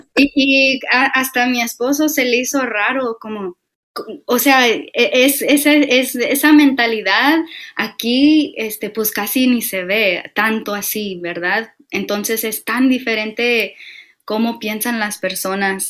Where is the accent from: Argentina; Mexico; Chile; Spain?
Mexico; como nosotros mexicanos